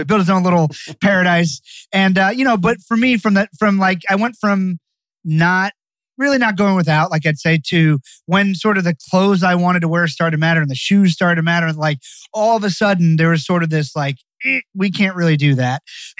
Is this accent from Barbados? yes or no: yes; Barbados; now in United States; So I'm from Barbados, the island of Barbados. My family's been there for 300 years.